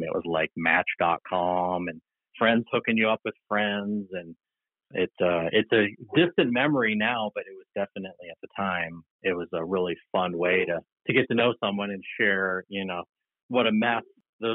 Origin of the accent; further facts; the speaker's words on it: Upstate New York, United States; moved away as an adult; also born or lived in Texas; now in Portland, United States; I've now been away from my hometown longer than I lived there